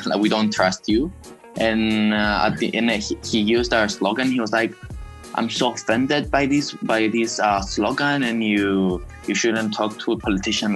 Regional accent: Nicosia, Cyprus; I'm from Cyprus, Nicosia

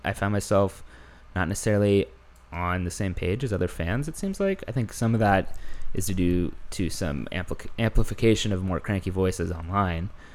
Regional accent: Houston, Texas, United States; now in New York, United States; I'm from Houston

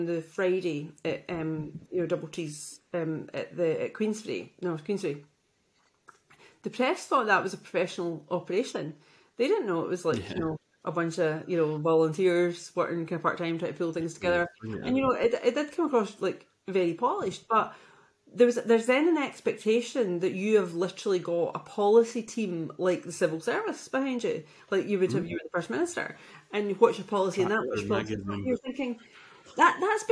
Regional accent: Glasgow, Scotland, United Kingdom; I'm from the East End

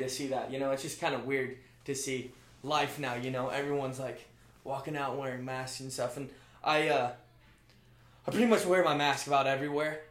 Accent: Bend, Oregon, United States; moved away as an adult; I'm from Central Oregon, so Bend

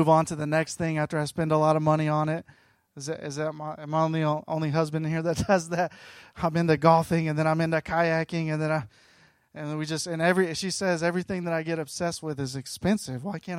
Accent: Gadsden, Alabama, United States; now in Southern California, United States; And I live in Southern California now. I grew up in Gadsden. Anybody know where Gadsden, Alabama is?

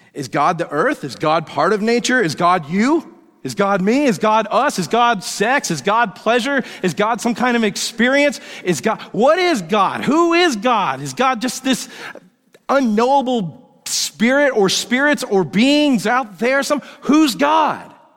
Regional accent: Woodstock, Georgia, United States; where I grew up in Woodstock, Georgia

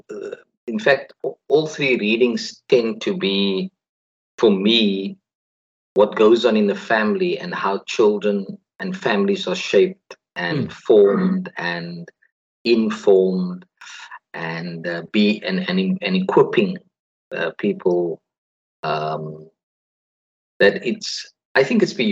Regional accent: South Africa; We were raised in South Africa where we were told we couldn't coexist simply because the color of our skins do not match the other

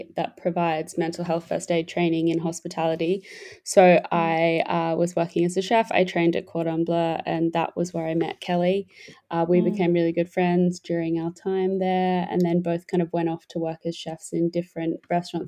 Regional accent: Australia; moved away; I am Australian. Well, I'm British. Both my parents are English, but I was born and grew up in Australia.

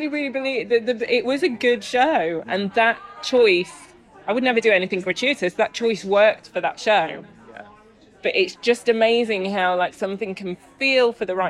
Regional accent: Jersey; because I'm from Jersey, and so there's this thing called the Eisteddfod

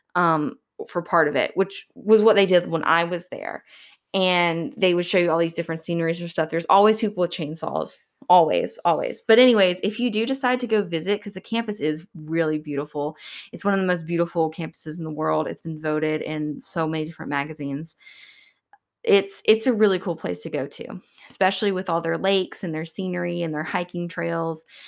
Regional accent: Georgia, United States; I'm from Georgia

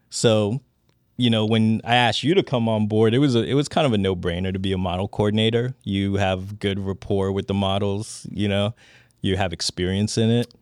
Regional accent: Washington, District of Columbia, United States; That's my hometown.

